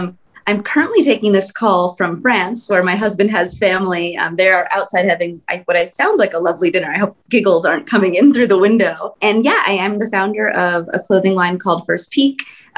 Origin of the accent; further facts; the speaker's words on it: Southern California, United States; also born or lived in Bay Area; Yeah, I grew up in Southern California.